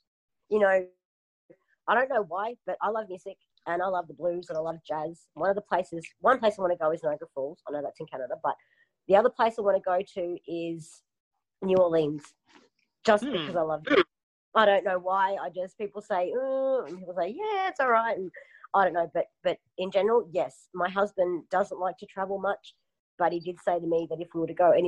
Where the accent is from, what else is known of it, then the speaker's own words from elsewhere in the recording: Surfers Paradise, Queensland, Australia; also born or lived in Melbourne; So I grew up in Surfers Paradise